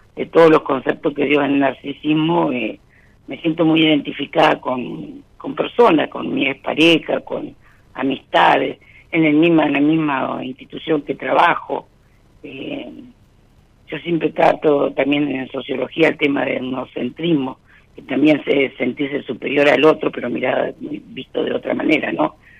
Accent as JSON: {"language": "Spanish", "region": "La Pampa", "country": "Argentina", "said": "De La Pampa, de un pueblo de La Pampa"}